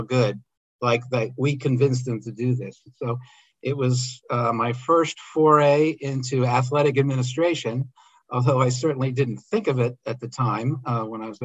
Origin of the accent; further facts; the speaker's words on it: outside of Philadelphia, Pennsylvania, United States; I grew up outside of Philadelphia